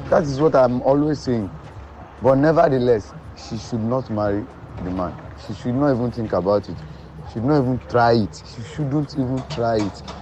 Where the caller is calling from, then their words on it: Ikotun-Egbe, Lagos, Nigeria; this is the I'm speaking from Ikotunigbe.